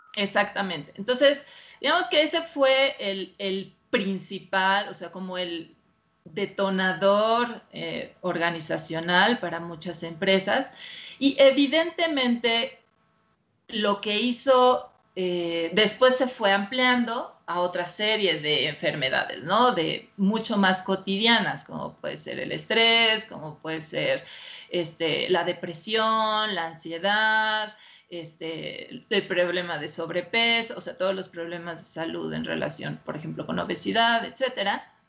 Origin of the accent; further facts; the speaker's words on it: Mexico; soy la única mexicana que está certificada